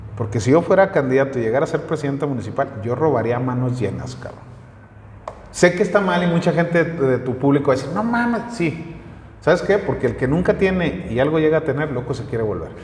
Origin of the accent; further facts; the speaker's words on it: Torreón, Coahuila, Mexico; moved away as an adult; now in Calera, Mexico; siempre voy a ser de la comarca lagunera, siempre voy a ser de Torreón, de Francisco y Madero, de donde son originarios mis abuelos y donde nací yo